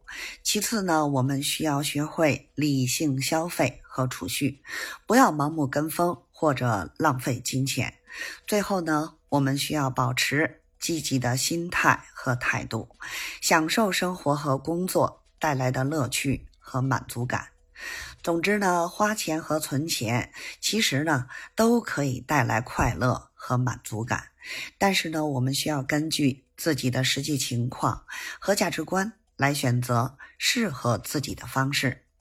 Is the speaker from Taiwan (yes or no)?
no; Beijing, China; 咱们下期节目再见